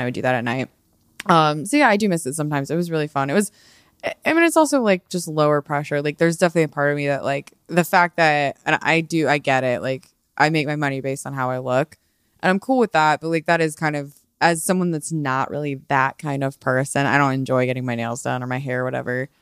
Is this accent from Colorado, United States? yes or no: yes; Colorado, United States; also born or lived in Dallas, Texas / the Midwest; I was born in Dallas, technically. I only lived there for, like, a few years. I moved to Colorado pretty quickly